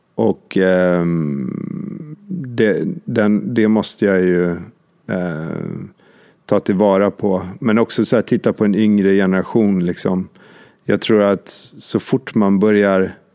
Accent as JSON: {"language": "Swedish", "town": "Åre", "region": "Jämtland", "country": "Sweden", "tie": "born or raised there", "said": "vi kommer ju bägge två från Jämtland, vi är uppväxta i Åre"}